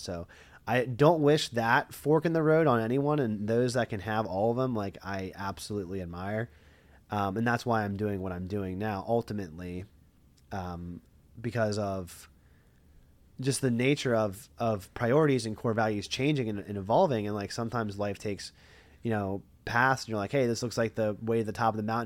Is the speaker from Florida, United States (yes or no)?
no; Lebanon, Pennsylvania, United States; I'm from Lebanon, like, never heard of it.